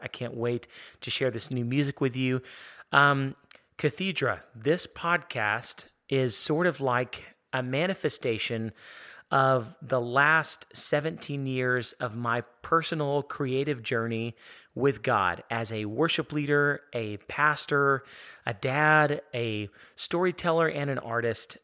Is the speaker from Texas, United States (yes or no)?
yes; Houston, Texas, United States; I'm from Houston, Texas